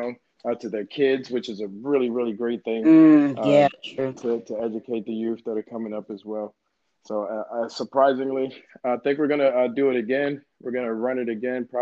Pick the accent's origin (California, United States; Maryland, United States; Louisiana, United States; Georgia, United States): Maryland, United States; Baltimore; I'm from Baltimore